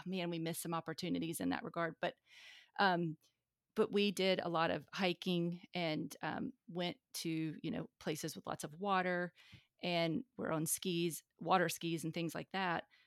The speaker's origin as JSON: {"language": "English", "region": "North Carolina", "country": "United States", "said": "from the South, I'm from North Carolina"}